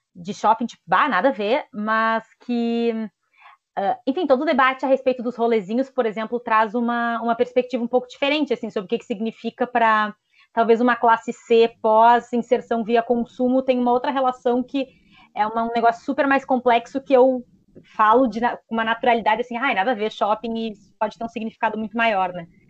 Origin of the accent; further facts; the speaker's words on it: Brazil; nós, enquanto brasileiros